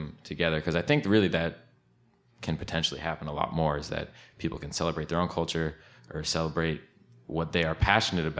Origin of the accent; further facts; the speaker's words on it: Woodbridge, Connecticut, United States; also born or lived in Portland, Oregon; I am from Woodbridge, Connecticut